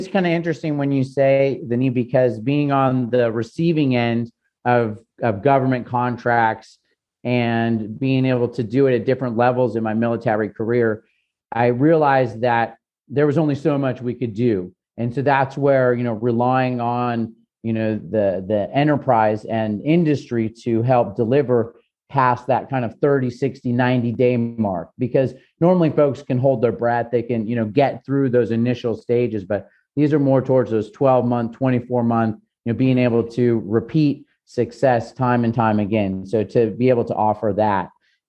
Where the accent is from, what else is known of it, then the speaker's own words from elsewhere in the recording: Southern California, United States; moved away as an adult; also born or lived in New York / Germany / Italy; where I grew up in Southern California